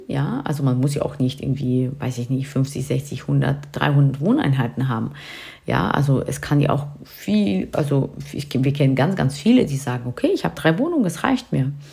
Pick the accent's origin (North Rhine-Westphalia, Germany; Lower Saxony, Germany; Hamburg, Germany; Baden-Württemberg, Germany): Lower Saxony, Germany; near Hanover; Wir kommen hier aus der Nähe von Hannover